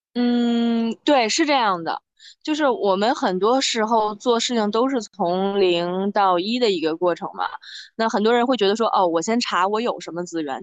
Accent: Baoding, Hebei, China; also born or lived in Beijing; 我是老家是北嗯。京的，但是因为爸妈工作，所以我长在河北 ，呢，我是保定人，就是这两个城市都是没有水的

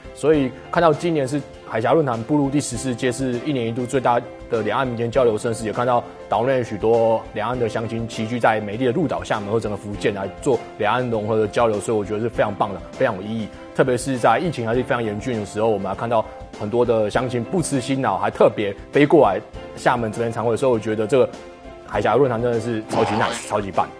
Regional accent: Taiwan; moved away; also born or lived in Shenyang / Xiamen; 我是来自祖国宝岛台湾省的

